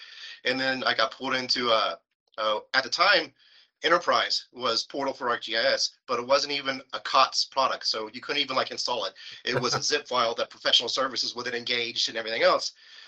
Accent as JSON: {"language": "English", "region": "West Virginia", "country": "United States", "tie": "born or raised there", "lives_now": "California, United States", "said": "Virginia, kind of a country guy, rural raised, same thing with my wife."}